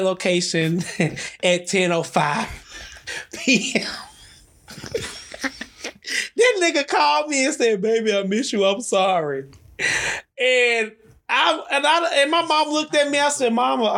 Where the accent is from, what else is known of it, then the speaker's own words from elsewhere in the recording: Mississippi, United States; I'm from Mississippi